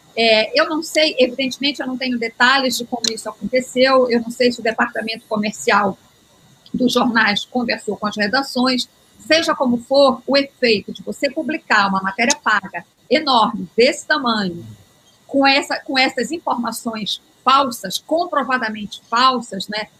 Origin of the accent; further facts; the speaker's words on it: Belém, Pará, Brazil; moved away; also born or lived in Rio de Janeiro / Brasília; Eu sou paraense, estou fora de Belém há mais de 30 anos.